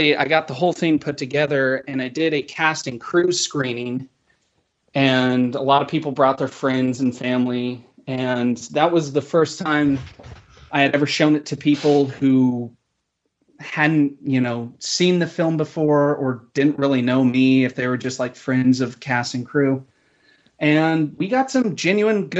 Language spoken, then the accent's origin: English; Cheyenne, Wyoming, United States; now in Los Angeles, United States; growing up in Wyoming.